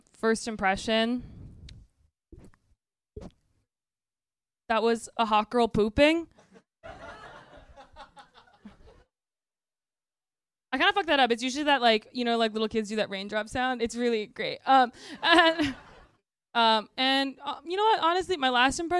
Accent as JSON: {"language": "English", "region": "Midwest", "country": "United States", "tie": "born or raised there", "said": "I grew up in the Midwest"}